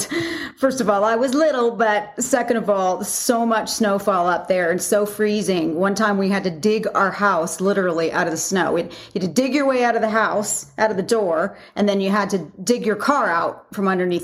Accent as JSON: {"language": "English", "region": "Alberta", "country": "Canada", "tie": "born or raised there", "also_born_or_lived": "California / Slave Lake, Alberta", "moved": "as an adult", "lives_now": "Las Vegas, United States", "said": "even though I was born in California, I moved to Canada when I was 7 years old. So all my, formative years were in Canada"}